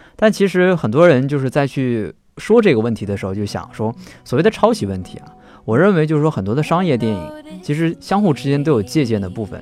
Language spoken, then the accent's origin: Chinese; northern China, China; moved away; 像我这种从北方城市走出来的人